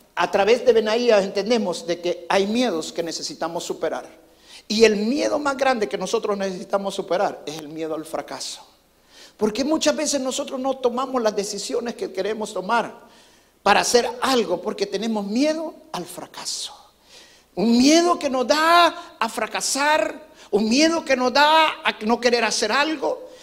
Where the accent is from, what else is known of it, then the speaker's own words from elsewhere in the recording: El Salvador; now in United States; cuando nosotros crecimos allá en El Salvador